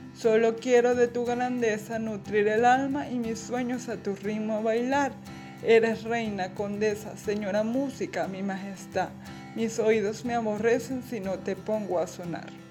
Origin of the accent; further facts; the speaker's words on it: Carora, Lara, Venezuela; soy de Carora, Estado Lara, Venezuela